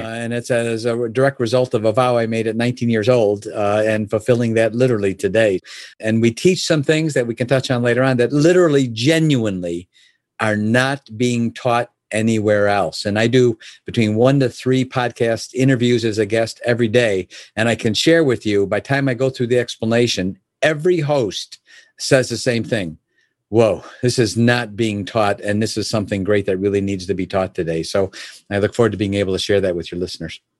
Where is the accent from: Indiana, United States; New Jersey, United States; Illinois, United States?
Illinois, United States; Oak Brook; I was born and raised in Chicago area. a place called Oak Brook specifically